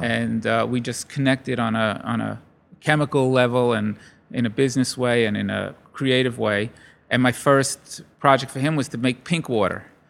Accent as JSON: {"language": "English", "town": "Brooklyn", "region": "New York", "country": "United States", "tie": "born or raised there", "also_born_or_lived": "Long Island", "said": "I grew up in Brooklyn"}